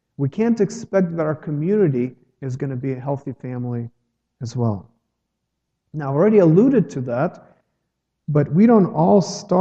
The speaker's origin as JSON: {"language": "English", "country": "Ukraine", "moved": "as an adult", "lives_now": "United States", "said": "I'm from Ukraine"}